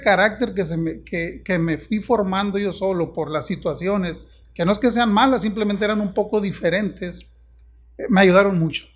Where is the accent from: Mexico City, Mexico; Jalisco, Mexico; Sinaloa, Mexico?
Sinaloa, Mexico; Juan José Ríos; moved away as an adult; now in Ciudad Obregón, Mexico; yo soy originario de Mochis, de un pueblo de cerca de Mochis. Juan José Río se llama el pueblo